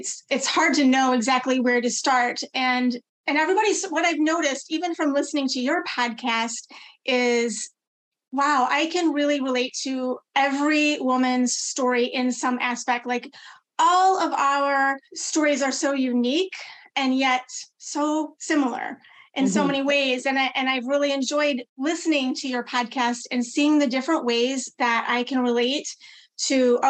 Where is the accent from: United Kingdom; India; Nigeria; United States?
United States; Midwest; I was born and raised in the Midwest, you know, Midwest girl, rural community